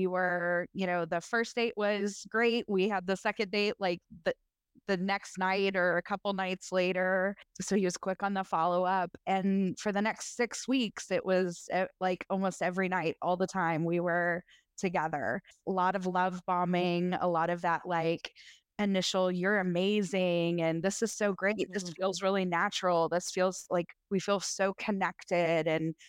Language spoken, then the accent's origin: English; Tennessee, United States; I am in my late 30s. I grew up in Middle Tennessee. Most of my family is still here.